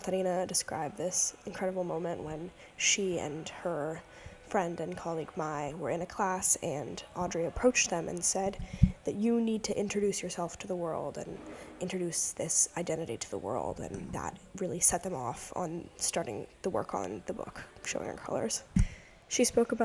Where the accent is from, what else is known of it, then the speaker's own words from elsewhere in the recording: Seattle, Washington, United States; I'm from Seattle, Washington